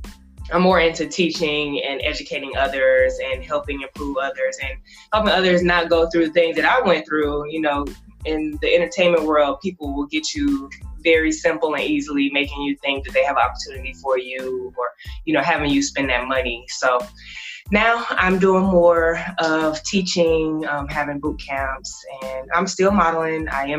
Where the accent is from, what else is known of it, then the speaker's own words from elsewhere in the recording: Florida, United States; also born or lived in Michigan / Georgia; I was born in Michigan. I started elementary school in Georgia, and I grew up in Florida.